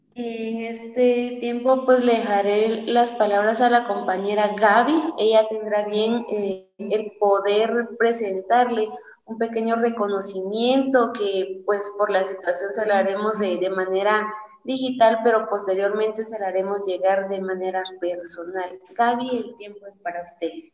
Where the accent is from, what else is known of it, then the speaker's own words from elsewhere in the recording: Guatemala; a nosotros como estudiantes, como guatemaltecos, como ciudadanos